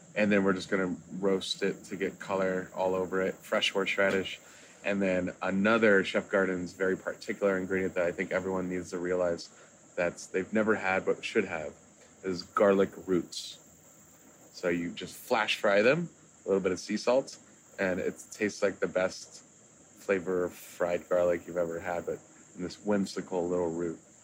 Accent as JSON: {"language": "English", "town": "Kansas City", "country": "United States", "moved": "yes", "lives_now": "Miami, United States", "said": "I'm originally from Kansas City, but you know I, am a Miami guy now"}